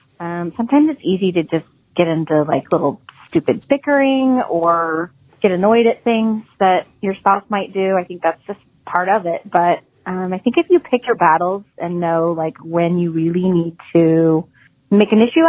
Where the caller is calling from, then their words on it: California, United States; I'm calling from California.